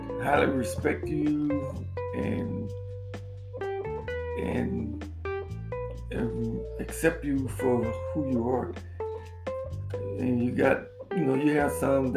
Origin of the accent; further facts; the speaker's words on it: Louisiana, United States; got them deep roots from Louisiana